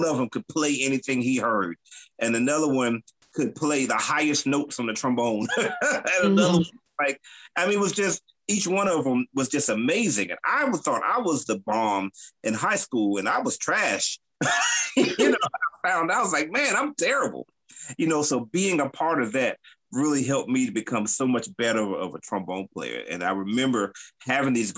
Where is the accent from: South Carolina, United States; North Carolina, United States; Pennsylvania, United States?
North Carolina, United States; Durham; I am from Durham, North Carolina, born and raised, number one city in the world.